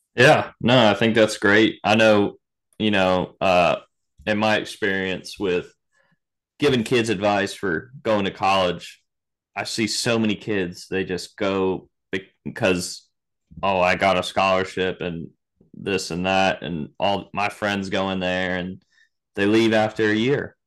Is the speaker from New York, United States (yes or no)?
no; Virginia, United States; now in Florida, United States; I grew up in Virginia, um, played for the same club pretty much my whole life